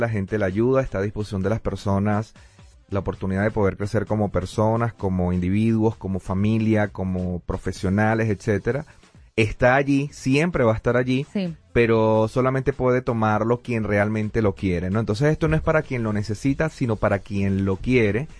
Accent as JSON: {"language": "Spanish", "country": "Venezuela", "said": "nuestro país, en Venezuela"}